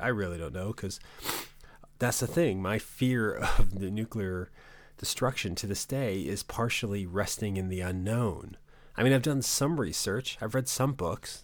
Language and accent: English; New England, United States; growing up in New England